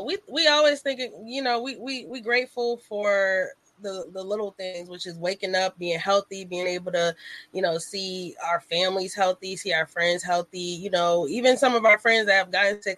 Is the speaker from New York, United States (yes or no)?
yes; New York City, New York, United States; also born or lived in Hampton Roads, Virginia; now in Virginia, United States; I grew up partially in Brooklyn